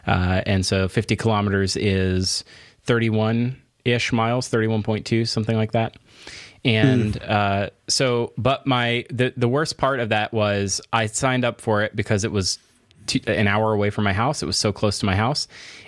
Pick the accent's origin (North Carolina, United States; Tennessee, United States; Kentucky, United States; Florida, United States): Florida, United States; I'm from Florida, and everybody just drinks from a gigantic big gulp at all times.